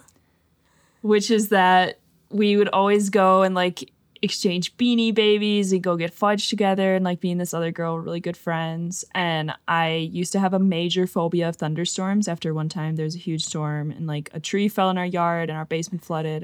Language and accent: English; Fox Valley, Wisconsin, United States; We are both from the Fox Valley in Wisconsin, like, Appleton, Neenah area